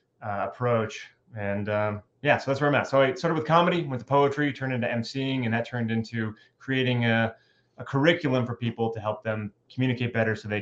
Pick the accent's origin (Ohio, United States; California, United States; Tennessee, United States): California, United States; Southern; moved away as an adult; also born or lived in Bay Area, California; now in North Idaho, United States; I'm a Californian and I spent most of my life in Southern California, but I also lived in the Bay Area for a bit.